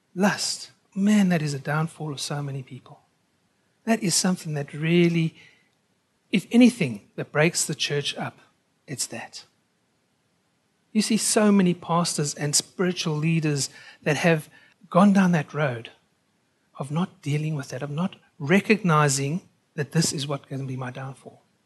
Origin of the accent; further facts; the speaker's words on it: South Africa; also born or lived in United Kingdom; now in Australia; I'm a South African by birth